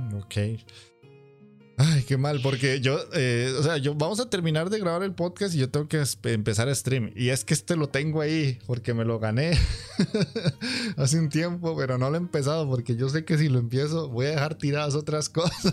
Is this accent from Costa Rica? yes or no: yes; Costa Rica; aquí en mi país, que es para quien no lo sabe, es Costa Rica